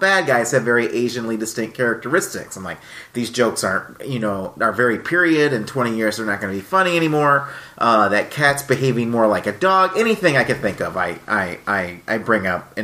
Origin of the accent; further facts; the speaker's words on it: Lansing, Michigan, United States; moved away as an adult; now in Minnesota, United States; I am from Lansing, Michigan. I moved here when I started college back in 1995